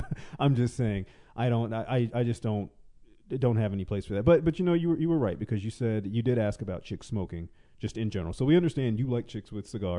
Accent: the South, United States; moved away; I am originally from the South

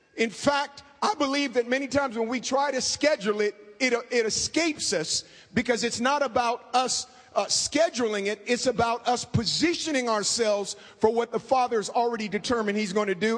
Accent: Oakland, California, United States; I grew up in inner city Oakland.

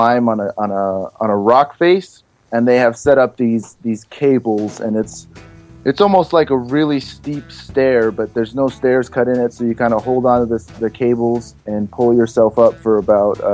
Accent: Los Angeles, California, United States; moved away as an adult; now in New Hampshire, United States; I'm from Los Angeles, California

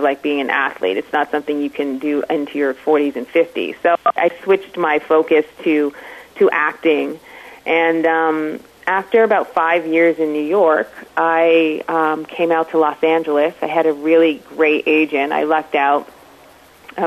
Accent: Toronto, Ontario, Canada; I am originally from Toronto, Canada. I grew up in a household with a mom who was a nurse

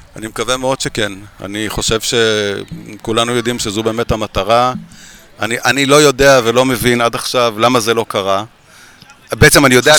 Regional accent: Jerusalem, Jerusalem District, Israel; אני ירושלמי

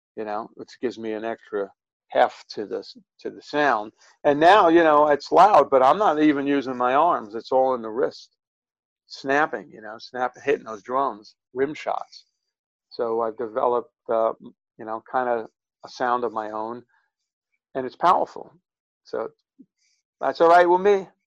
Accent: New York City, New York, United States; I grew up in Brooklyn

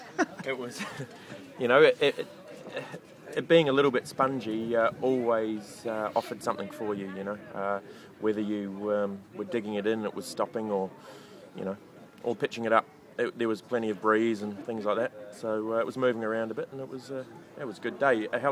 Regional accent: United Kingdom; No, I'm British through and through.

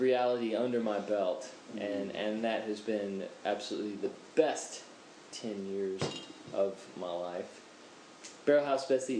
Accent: Belton, Texas, United States; moved away as an adult; also born or lived in Canberra, Australia; now in Adelaide, Australia; I'm a Central Texas boy. I'm from a little town called Belton, Texas. But, I came over to Australia when I was 20.

